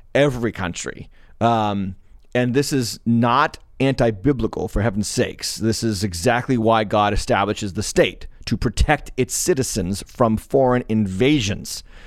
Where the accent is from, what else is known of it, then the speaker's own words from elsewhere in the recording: United States; my, my, uh, experience in being an American